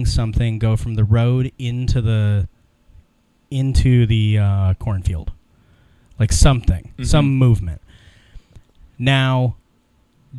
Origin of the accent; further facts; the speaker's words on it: Ohio and Illinois, Midwest, United States; I grew up in Ohio and Illinois